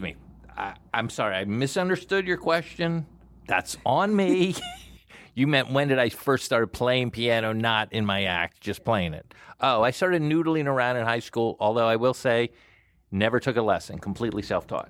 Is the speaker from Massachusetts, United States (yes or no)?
no; Plantation, Florida, United States; moved away as an adult; also born or lived in New York City; I was from Plantation, Florida. Uh, bit of a hick.